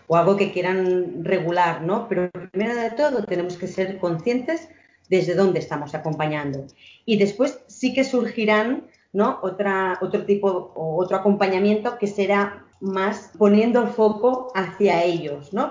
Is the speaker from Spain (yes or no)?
yes; Spain; nací en San Salvador de Noia, que es un pueblo ah, con mucha cultura vinícola